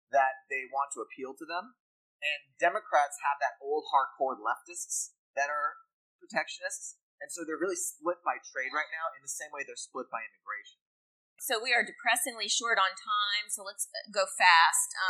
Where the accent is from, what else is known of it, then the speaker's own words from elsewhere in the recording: Pittsburgh, Pennsylvania, United States; I'm from Pittsburgh